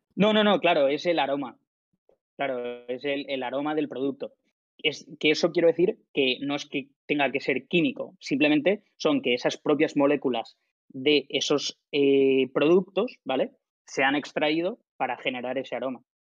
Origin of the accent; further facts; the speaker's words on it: Alicante, Valencian Community, Spain; soy de Alicante, estaba en un piso compartido en Valencia con mis colegas